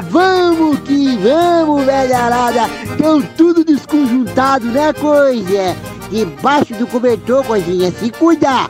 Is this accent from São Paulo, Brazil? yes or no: no; Ijuí, Rio Grande do Sul, Brazil; now in Joinville, Brazil; eu sou de Juí.